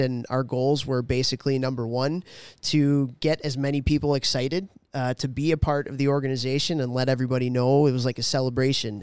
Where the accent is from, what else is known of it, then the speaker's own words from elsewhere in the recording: Chicago, Illinois, United States; growing up in Chicago